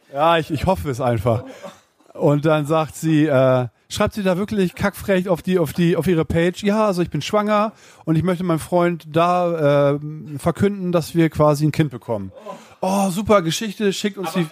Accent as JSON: {"language": "German", "town": "Uelzen", "region": "Lower Saxony", "country": "Germany", "said": "In Uelzen. Ich komme aus Uelzen."}